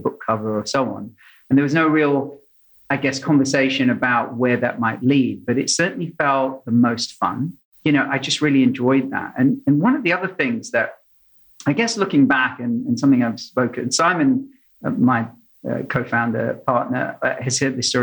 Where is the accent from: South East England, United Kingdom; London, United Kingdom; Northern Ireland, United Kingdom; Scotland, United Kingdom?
London, United Kingdom; moved away as an adult; also born or lived in Sydney, Australia; I grew up in London, so you've got South London and North London